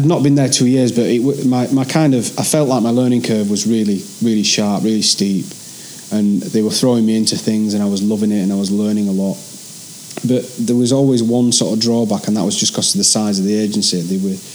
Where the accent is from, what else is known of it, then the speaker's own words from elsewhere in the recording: Barnsley, Yorkshire and the Humber, United Kingdom; accent: Yorkshire; also born or lived in London; now in Manchester, United Kingdom; When you're from Yorkshire, there's some words you'll never be able to change.